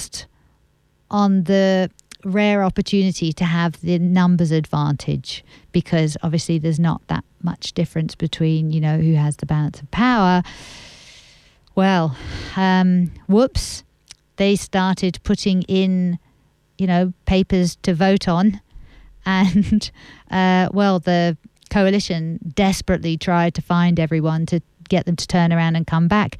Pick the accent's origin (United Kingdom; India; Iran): United Kingdom; England; now in Australia; I'm English